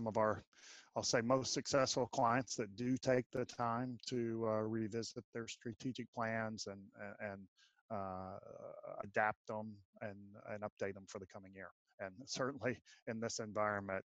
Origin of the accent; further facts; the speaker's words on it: Austin, Texas, United States; I was born and raised right here in Austin, Texas